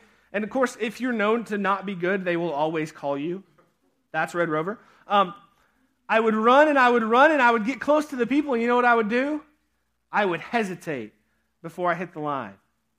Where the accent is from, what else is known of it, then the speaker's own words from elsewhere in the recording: Pennsylvania, United States; at the camp that I grew up at in Pennsylvania.